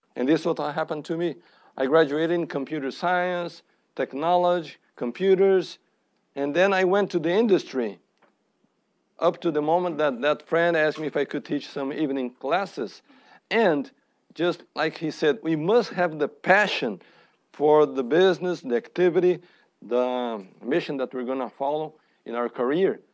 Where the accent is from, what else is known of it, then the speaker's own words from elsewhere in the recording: Brazil; now in United States; I am from Brazil